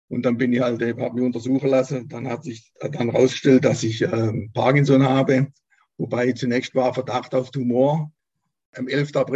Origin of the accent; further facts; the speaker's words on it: Baden-Württemberg, Germany; born there; Also ich bin 60 Jahre alt, geboren bin ich im Wiesental als äh, Nesthäkchen von zwei älteren, Schwester, älteren Schwestern.